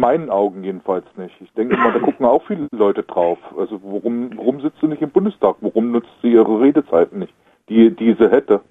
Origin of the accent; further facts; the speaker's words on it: eastern Germany, East Germany, Germany; hier bei uns im Osten